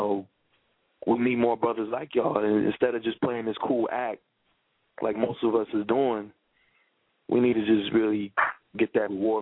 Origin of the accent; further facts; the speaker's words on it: New York City, New York, United States; moved away; I grew up in the Bronx